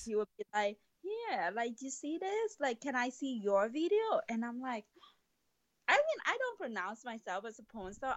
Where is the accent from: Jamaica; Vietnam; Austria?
Vietnam; moved away as an adult; now in United States; I love going back to Vietnam, but it's just really my hometown